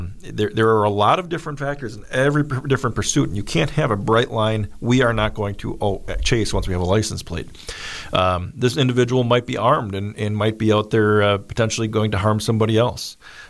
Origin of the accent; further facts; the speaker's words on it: Illinois, United States; I'm from Illinois, so I don't know how I can make you much better.